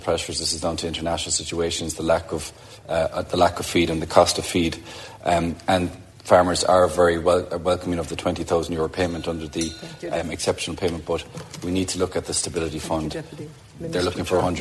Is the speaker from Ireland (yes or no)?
yes; Clonakilty, Munster, Ireland; my hometown of Clonakilty